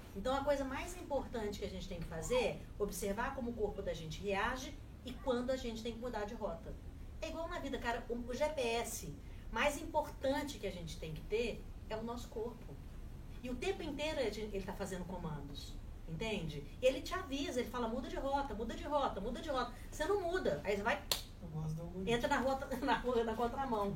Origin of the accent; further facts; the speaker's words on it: Minas Gerais, Brazil; eu sou mineira